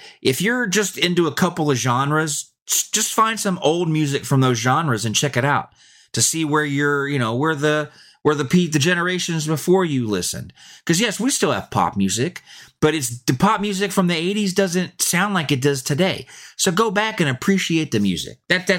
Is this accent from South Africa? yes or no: no; Kennesaw, Georgia, United States; I grew up in Georgia, Kennesaw, Georgia. And back in the 80s, we didn't have a lot of access to this stuff.